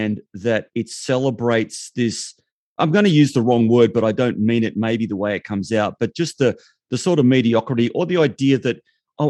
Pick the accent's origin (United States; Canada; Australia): Australia; I'm an Aussie bloke